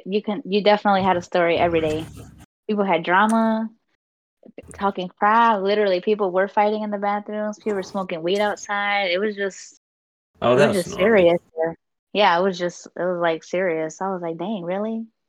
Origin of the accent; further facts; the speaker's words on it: Hillside, Illinois, United States; also born or lived in Berkeley, Illinois / Glendale Heights, Illinois; I lived in Hillside.